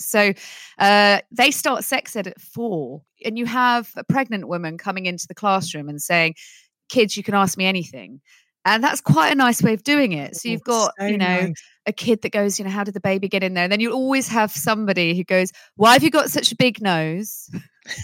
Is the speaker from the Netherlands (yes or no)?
yes; Netherlands; I actually grew up speaking English and Dutch, and my Dutch accent was really strange. So I was always the odd one out there, but the odd one out in Holland is very celebrated.